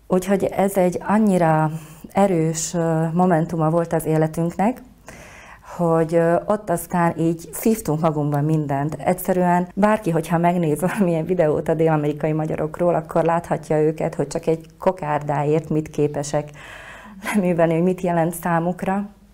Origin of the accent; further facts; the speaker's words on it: Košice, Košice Region, Slovakia; én is ugye Kassán születtem, és ott jártam